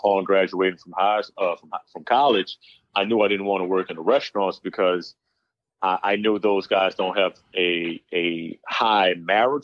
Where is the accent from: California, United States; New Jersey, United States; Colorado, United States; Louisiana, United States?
Louisiana, United States; New Orleans; now in Dallas, United States; I'm from New Orleans, Louisiana, a private chef currently residing in Dallas, Texas right now